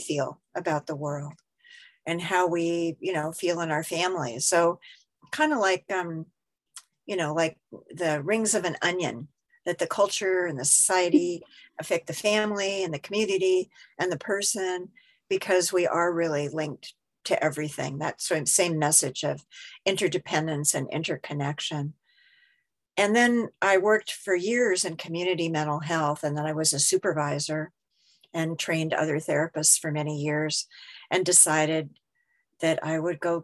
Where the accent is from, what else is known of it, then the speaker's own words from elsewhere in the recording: Seattle, Washington, United States; moved away; I was originally from Seattle.